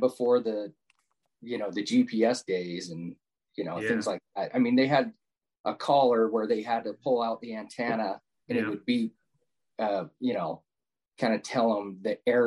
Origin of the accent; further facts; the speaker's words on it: Utah, United States; also born or lived in Tooele County, Utah; born and raised in Utah. Just, you know, at the time was a small town, about 40 minutes south of Salt Lake